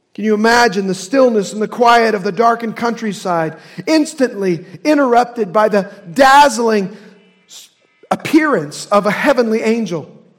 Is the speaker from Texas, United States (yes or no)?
no; Indiana, United States; accent: Hoosier; My Hoosier accent